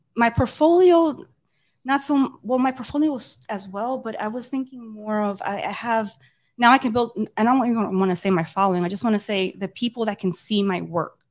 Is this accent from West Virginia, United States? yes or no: no; New York City, New York, United States; I grew up in Dykeman